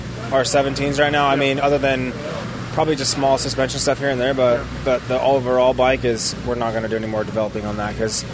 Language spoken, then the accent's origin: English; California, United States; I grew up in California on concrete